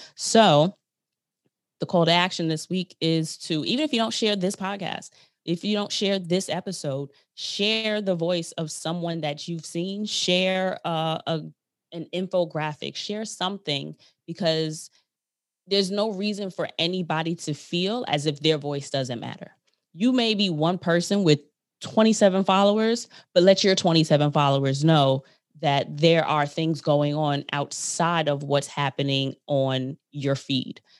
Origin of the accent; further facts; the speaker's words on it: New York, United States; I'm from New York